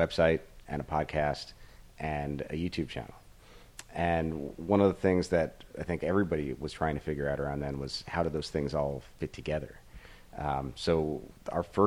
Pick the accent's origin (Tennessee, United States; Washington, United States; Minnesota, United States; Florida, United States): Florida, United States; Fort Lauderdale; moved away; I grew up in Fort Lauderdale